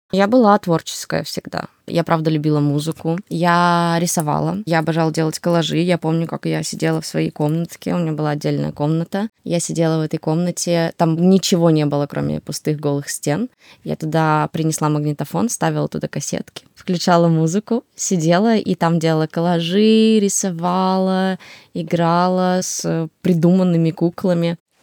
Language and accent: Russian; Siberia, Russia; also born or lived in Ukraine; А я родилась в Сибири. Я росла с дедушкой, с бабушкой, с мамой, папой.